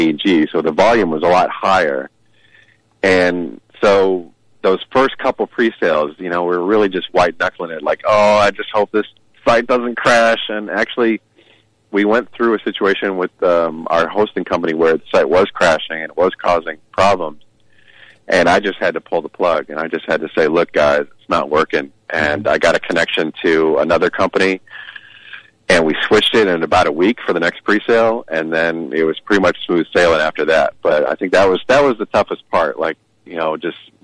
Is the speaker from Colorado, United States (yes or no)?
no; Chicago, Illinois, United States; now in Seattle, United States; All my family's still there, so I get back a lot. And I'm still a Chicago guy